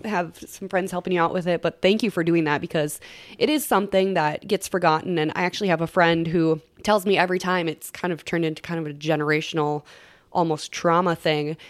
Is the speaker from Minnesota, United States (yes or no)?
yes; Long Prairie, Minnesota, United States; I grew up in Long Prairie, about an hour from St. Cloud